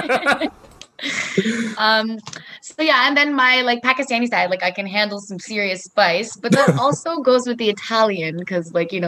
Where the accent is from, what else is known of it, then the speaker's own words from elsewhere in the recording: Canada; I like to think of myself just as like a Canadian hodgepodge. That's basically what it is. It's a little bit of everything. I celebrate like Catholic holidays